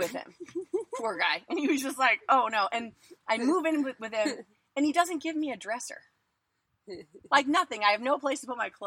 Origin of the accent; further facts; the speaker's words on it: Hawaii, United States; moved away; I'm from Hawaii